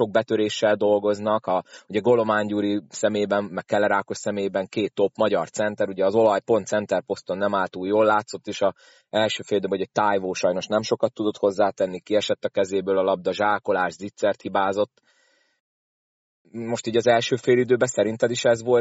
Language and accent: Hungarian; Szolnok, Jász-Nagykun-Szolnok, Hungary; fél idő annyira nem tetszett szolnokiként.